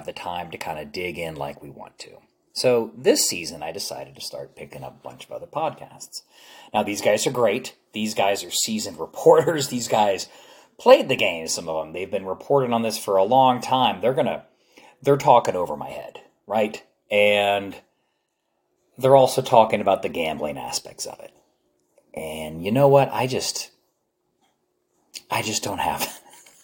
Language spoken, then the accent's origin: English; New Jersey, United States; now in Dallas, United States; I grew up back east in New Jersey